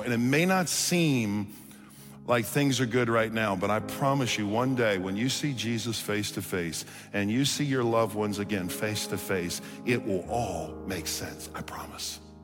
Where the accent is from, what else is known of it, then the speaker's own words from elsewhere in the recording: Chalmette, Louisiana, United States; born and raised in New Orleans, Louisiana. Anybody from Louisiana in here? Okay, I'm from Chalmette, if you know where that is.